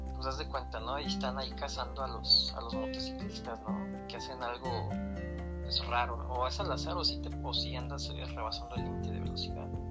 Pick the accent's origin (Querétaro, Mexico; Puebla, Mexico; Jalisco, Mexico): Querétaro, Mexico; also born or lived in State of Mexico; soy un adoptado queretano mexiquense, o sea, aquí crecí desde mis siete años